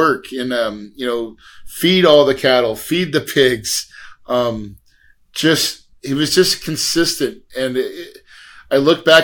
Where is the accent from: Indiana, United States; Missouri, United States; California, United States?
Missouri, United States; West Plains; I'm from West Plains, Missouri, right? So like the Ozarks, true Ozarks.